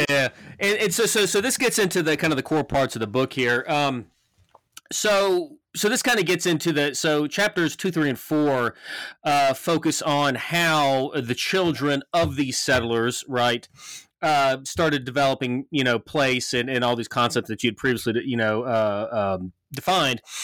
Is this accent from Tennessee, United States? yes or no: yes; Memphis, Tennessee, United States; moved away as an adult; now in Montana, United States; growing up in Memphis